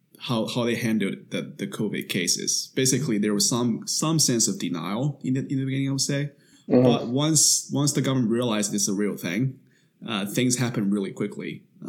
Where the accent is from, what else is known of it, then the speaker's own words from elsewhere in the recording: China; now in United States; we were both born and raised in China and have studied and now working in the US.